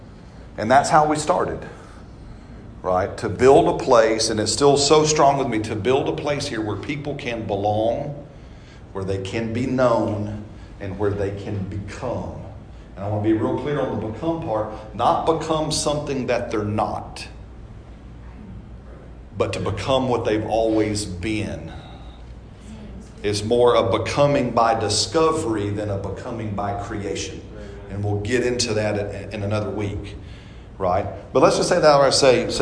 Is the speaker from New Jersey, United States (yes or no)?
no; Empire, Alabama, United States; moved away as an adult; also born or lived in Mexico / Canada; I was born and raised here in Alabama, just over in the corner area, kind of corner. It's called Empire